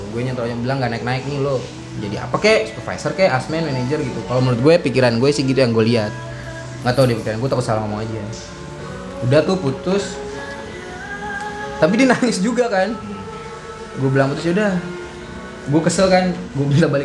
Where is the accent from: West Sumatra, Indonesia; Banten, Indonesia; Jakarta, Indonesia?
West Sumatra, Indonesia; karena dilihatnya gue orang Padang